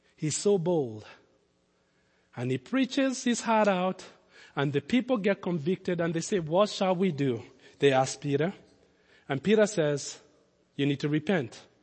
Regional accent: Nairobi, Kenya; moved away; also born or lived in Lincoln, Nebraska; I grew up in Kenya

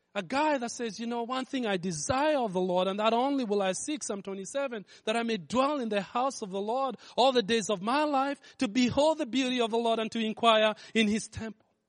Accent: Kenya; moved away; I grew up in Kenya

